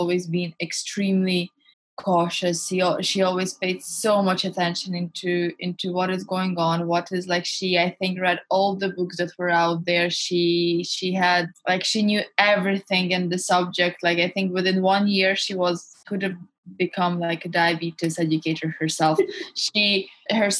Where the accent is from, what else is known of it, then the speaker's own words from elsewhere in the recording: Hungary; now in London, United Kingdom; I was born and raised in Hungary, but my parents are Russian